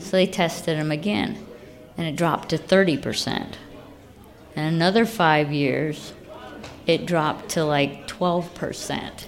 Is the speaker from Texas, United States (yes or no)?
no; Lafayette, Indiana, United States; moved away as an adult; now in Muncie, United States; I grew up in Lafayette